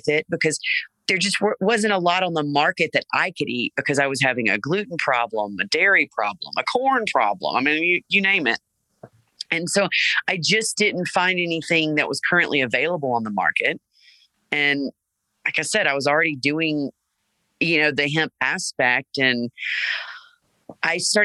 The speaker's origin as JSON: {"language": "English", "town": "Jackson", "region": "Mississippi", "country": "United States", "tie": "born or raised there", "also_born_or_lived": "Texas", "moved": "as an adult", "said": "I grew up in South Jackson"}